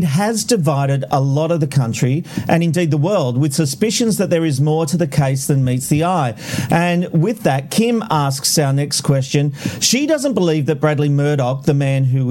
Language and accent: English; Australia; as an Australian